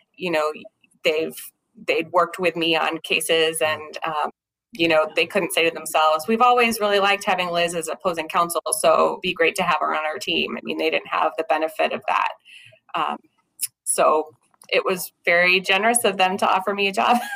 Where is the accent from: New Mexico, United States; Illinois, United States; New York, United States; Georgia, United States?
New Mexico, United States; Albuquerque; moved away as an adult; now in Minnesota, United States; I actually grew up in Albuquerque, New Mexico, which is where I was practicing previously